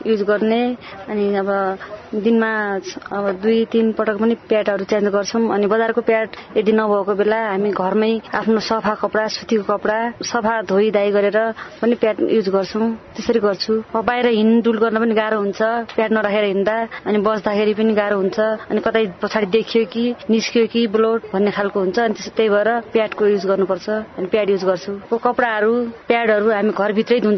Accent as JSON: {"language": "Nepali", "area": "Jayaprithvi Municipality", "region": "Sudurpashchim Province", "country": "Nepal", "said": "मेरो घर जयपथी नगरपालिका वडा नम्बर दस"}